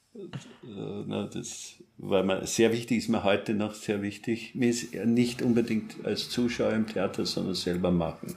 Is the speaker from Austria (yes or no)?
yes; Austria; also born or lived in Paris, France; ich als Österreicher